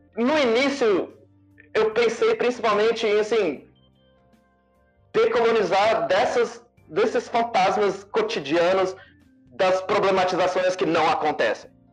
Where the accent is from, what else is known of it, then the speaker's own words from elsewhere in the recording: Brasília, Federal District, Brazil; Eu sou de Brasília